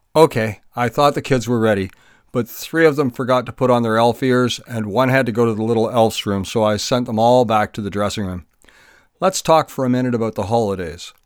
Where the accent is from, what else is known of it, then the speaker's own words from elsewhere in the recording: Kemble, Ontario, Canada; I grew up in Kemble